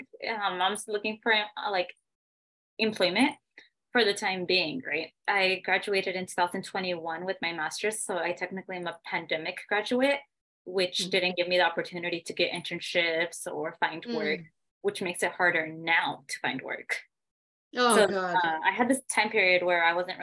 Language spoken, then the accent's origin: English; California, United States; I was born and raised in California